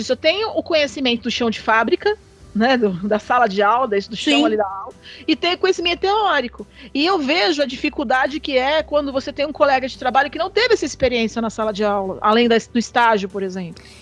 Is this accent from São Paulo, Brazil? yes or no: yes; São Paulo, Brazil; moved away as an adult; now in Goiás, Brazil; Não, eu sou de São Paulo.